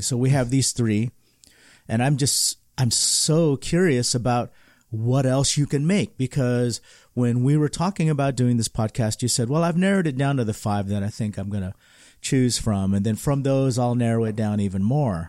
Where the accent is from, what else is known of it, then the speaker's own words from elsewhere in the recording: California, United States; as a Californian, we do a lot of things so differently